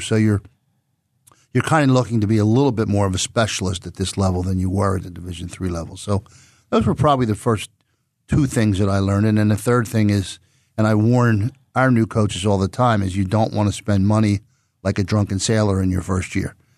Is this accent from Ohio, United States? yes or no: no; Philadelphia, Pennsylvania, United States; also born or lived in Plymouth Meeting, Pennsylvania; Born and raised in Roxborough, right next to East Falls, where I'm employed, uh, and then moved to Plymouth Meeting to the suburbs when I graduated from eighth grade